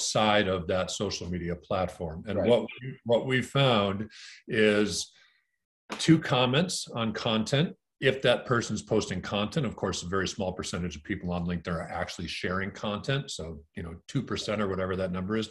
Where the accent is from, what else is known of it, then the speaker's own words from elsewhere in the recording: Green Bay, Wisconsin, United States; I grew up in Green Bay, Wisconsin